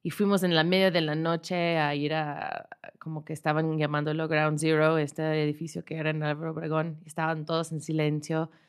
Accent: Chicago, Illinois, United States; Spanish is a second language; moved away as an adult; now in Mexico City, Mexico; Soy de Chicago

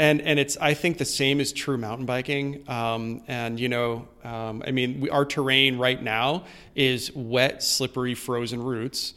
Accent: East Lyme, Connecticut, United States; I grew up in a little town called East Lyme, Connecticut.

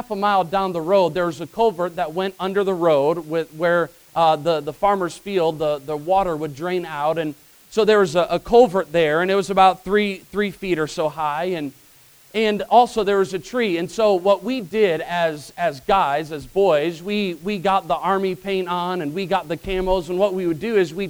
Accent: Illinois, United States; Growing up in Illinois, I had three older brothers, so I was the youngest.

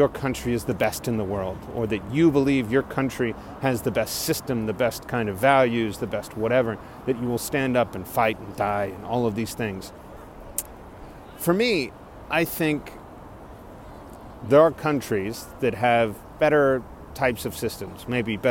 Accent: Corpus Christi, Texas, United States; moved away as an adult; also born or lived in Austin, Texas / Dallas, Texas; my hometown of Corpus Christi

